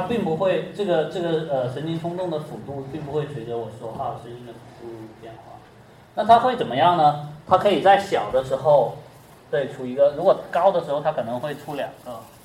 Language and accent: Chinese; China; 像我们中国人，他有四声